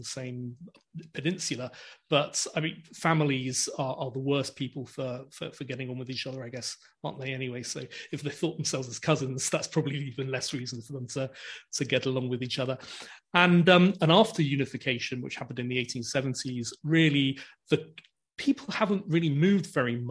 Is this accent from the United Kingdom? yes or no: yes; England, United Kingdom; also born or lived in Venice, Italy; I was born in Italy, but when I was about 3 years old, moved to England, and with my Italian father and my English mother